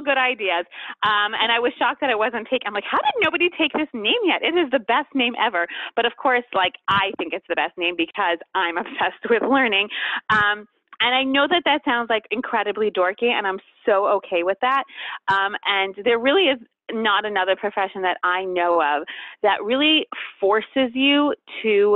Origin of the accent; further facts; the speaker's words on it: Montreal, Quebec, Canada; also born or lived in tri-state area (New York area), United States; now in United States; we live in the tri-state area, but I'm actually from Montreal. That's why I say Montreal